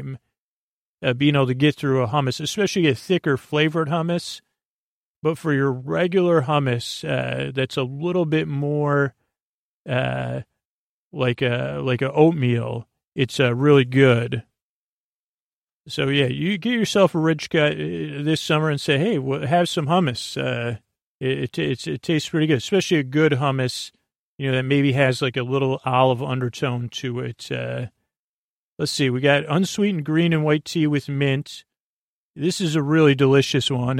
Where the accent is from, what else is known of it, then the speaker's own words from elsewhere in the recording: New York, United States; moved away; I grew up in the New York area, New York State